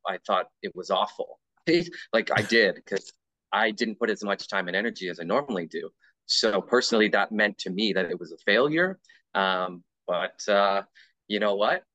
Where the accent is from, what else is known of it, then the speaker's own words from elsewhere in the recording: Canada; being Canadian